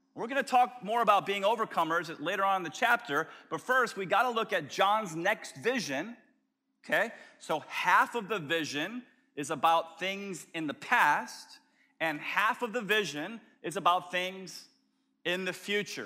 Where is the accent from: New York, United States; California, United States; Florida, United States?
Florida, United States; Tampa; as a little scrawny kid growing up in South Tampa